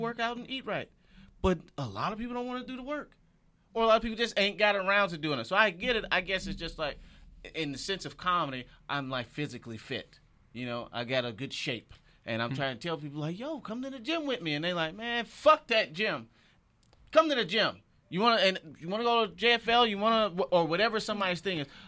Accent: Michigan, United States; moved away as an adult; also born or lived in Detroit; now in Los Angeles, United States; I'm from Michigan

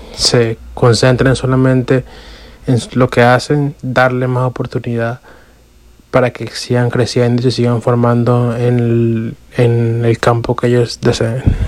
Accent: Caracas, Capital District, Venezuela; now in New York, United States; tengo 26 años y soy de Caracas.

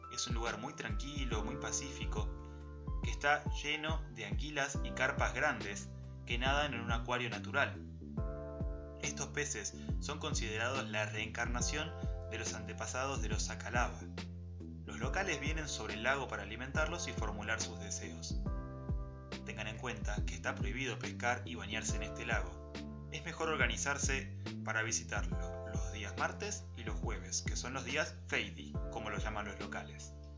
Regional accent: Argentina; nos definen como argentino y como sociedad

